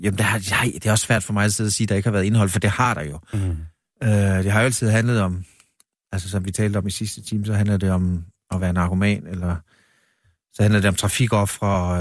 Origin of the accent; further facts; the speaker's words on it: Vamdrup, Southern Denmark, Denmark; nu er jeg født i Vamdrup